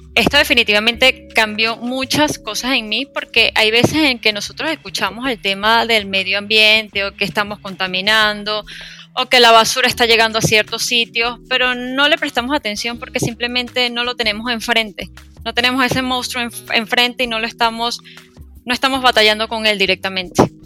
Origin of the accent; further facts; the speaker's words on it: Venezuela; en mi país, en Venezuela